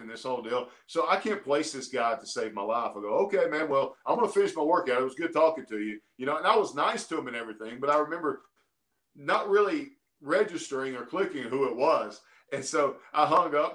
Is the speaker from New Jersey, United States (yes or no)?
no; Alabama, United States; I'm from Alabama, man. I grew up in Alabama